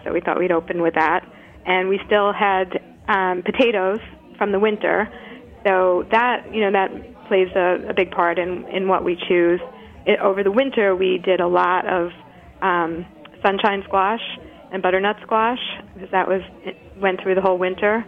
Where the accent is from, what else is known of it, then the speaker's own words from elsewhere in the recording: New York, United States; moved away as an adult; now in Brattleboro, United States; I'm, I'm from New York and moved up to Brattleboro, Vermont, five years ago with Nash.